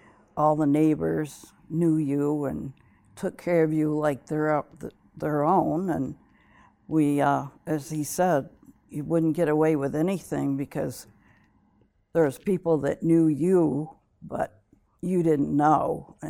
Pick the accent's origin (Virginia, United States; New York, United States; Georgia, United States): New York, United States; Watertown; Yes, I grew up in Watertown on Stone Street. Went to St. Patrick's Elementary, went on to IHA, graduated in 1960.